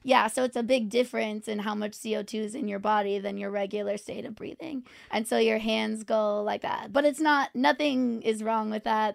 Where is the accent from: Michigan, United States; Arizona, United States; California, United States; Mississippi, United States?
California, United States; Orange County; also born or lived in New York; now in Los Angeles, United States; I'm from Orange County, California